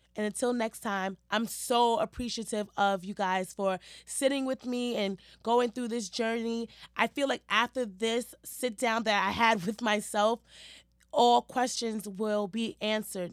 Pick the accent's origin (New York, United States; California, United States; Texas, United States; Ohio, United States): New York, United States; New York City; also born or lived in Harlem; Growing up in Hell's Kitchen, I feel like molded me to be the person that I am today